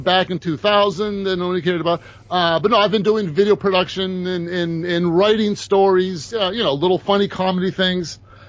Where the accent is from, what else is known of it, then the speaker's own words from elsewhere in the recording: Massachusetts, United States; Well, I was born here in Massachusetts, and I've been all over.